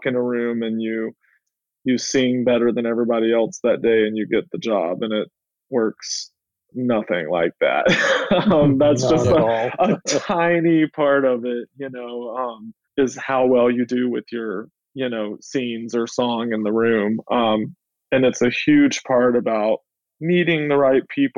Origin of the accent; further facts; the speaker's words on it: Soperton, Georgia, United States; now in New York City, United States; I grew up in Georgia in a very small town of 3,000 people. The city is called Soperton.